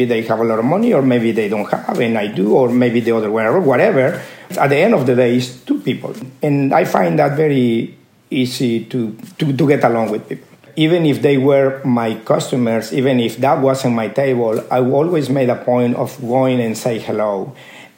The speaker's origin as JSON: {"language": "English", "town": "Córdoba", "region": "Veracruz", "country": "Mexico", "tie": "born or raised there", "moved": "yes", "said": "I was born in Mexico, in Cordoba, Veracruz."}